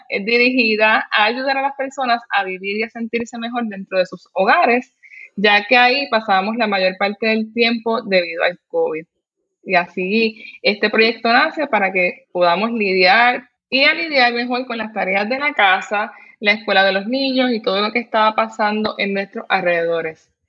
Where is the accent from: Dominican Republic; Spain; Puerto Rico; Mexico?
Puerto Rico; soy puertorriqueña, tengo 32 años, soy madre y esposa.